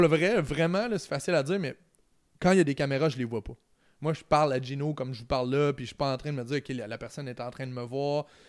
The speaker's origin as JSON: {"language": "French", "town": "Trois-Rivières", "region": "Quebec", "country": "Canada", "said": "je viens de Trois-Rivières, c'est en plein milieu"}